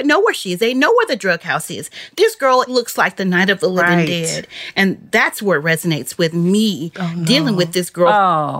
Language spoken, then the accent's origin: English; Memphis, Tennessee, United States; growing up in South Memphis